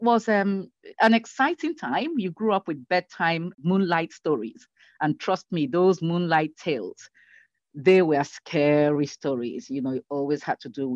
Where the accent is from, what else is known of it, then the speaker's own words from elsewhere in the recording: Nigeria; I grew up in Nigeria